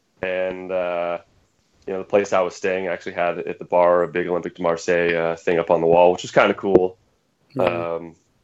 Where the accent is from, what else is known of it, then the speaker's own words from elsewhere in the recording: San Francisco Bay Area, California, United States; also born or lived in Congo; So I'm 38 years old, born and raised in the San Francisco Bay Area.